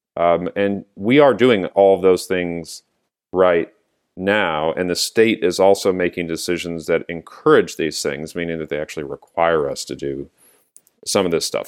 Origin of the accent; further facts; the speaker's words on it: San Diego, California, United States; now in Santa Cruz County, United States; I was growing up in San Diego